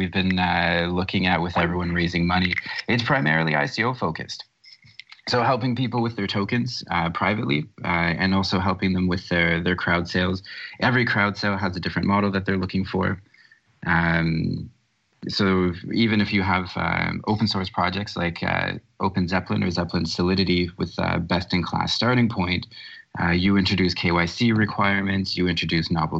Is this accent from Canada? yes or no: yes; Canada; also born or lived in Toronto, Canada; I'm from Canada. I'm up north. I'm currently looking out my window at snow-covered rooftops in the city of Toronto.